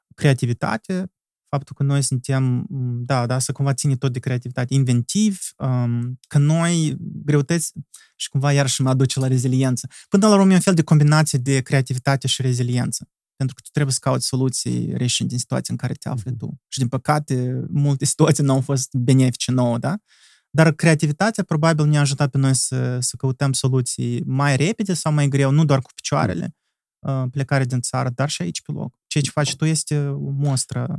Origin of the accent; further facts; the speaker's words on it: Moldova; suntem moldoveni